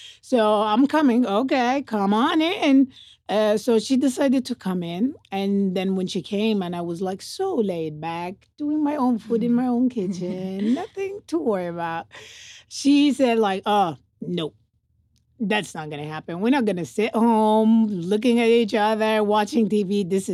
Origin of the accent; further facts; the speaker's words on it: Cairo, Cairo Governorate, Egypt; moved away as an adult; now in Las Vegas, United States; born and raised in Egypt. I've been in Vegas for